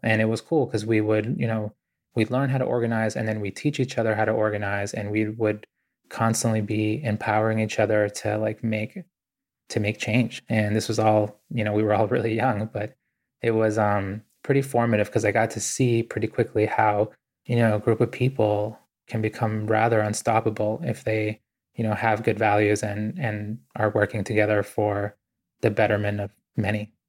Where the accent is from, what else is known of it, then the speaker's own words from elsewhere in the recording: Boston, Massachusetts, United States; also born or lived in Ecuador; I grew up really poor in Boston